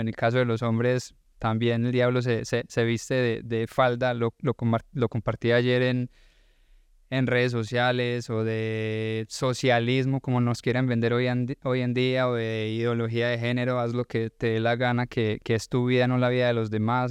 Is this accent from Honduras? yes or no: no; Colombia; now in Georgia, United States